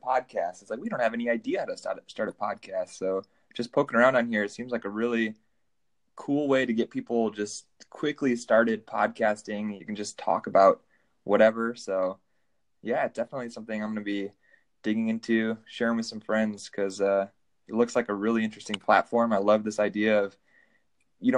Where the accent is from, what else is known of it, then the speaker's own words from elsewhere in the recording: Detroit, Michigan, United States; I'm from the Detroit area